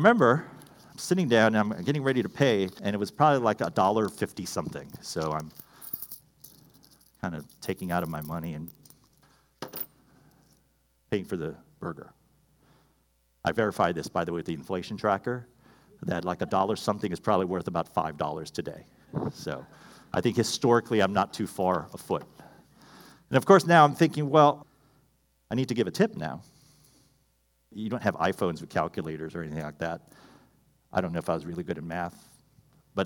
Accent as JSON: {"language": "English", "region": "Hawaii", "country": "United States", "tie": "born or raised there", "said": "I grew up in Hawaii, small town, fantastic place."}